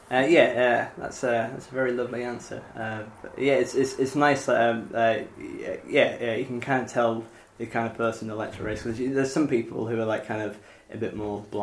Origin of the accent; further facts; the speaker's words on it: Yorkshire and the Humber, United Kingdom; moved away as an adult; I, I, I moved from North Yorkshire to uh, University of Kent and I knew no one here